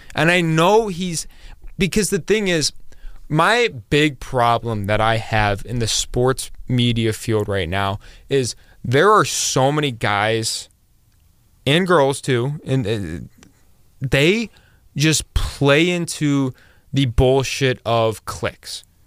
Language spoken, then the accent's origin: English; Akron, Ohio, United States